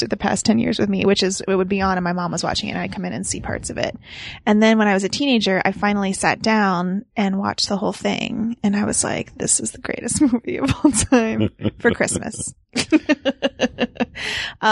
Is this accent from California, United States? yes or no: no; Park Hills, Kentucky, United States; I'm actually from Kentucky